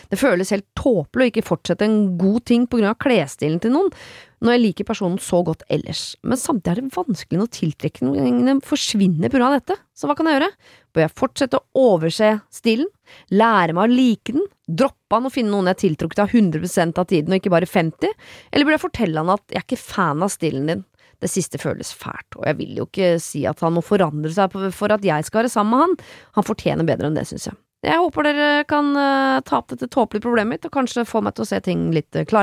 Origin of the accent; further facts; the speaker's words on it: Østfold, Norway; jeg er fra Østfold.